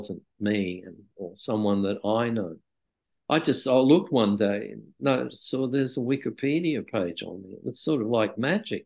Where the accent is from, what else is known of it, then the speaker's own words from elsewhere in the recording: Australia; I'd rather live in my country.